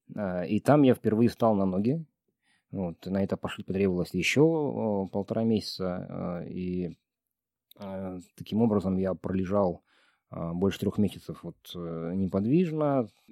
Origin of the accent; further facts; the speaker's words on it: Dombay, Caucasus, Karachay-Cherkessia, Russia; now in Almaty, Kazakhstan; в Донбай на Кавказе, в моем ну, родном регионе